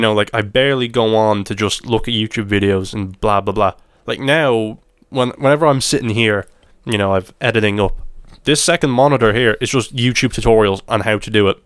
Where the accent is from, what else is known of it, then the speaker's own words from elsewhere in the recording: Ireland; my perspective of it as an Irishman